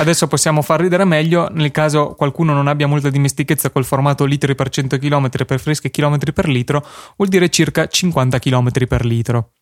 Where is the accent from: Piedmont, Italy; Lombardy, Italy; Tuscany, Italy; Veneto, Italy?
Veneto, Italy; Verona; siamo di Verona